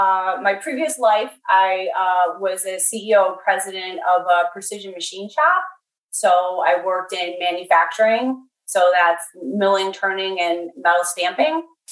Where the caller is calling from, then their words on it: Western New York State, United States; I'm calling from Western New York State. And so I'm at work. Gentech Scientific is located in Arcade, New York. So that's about 40 miles south of Buffalo, and it's a rural community.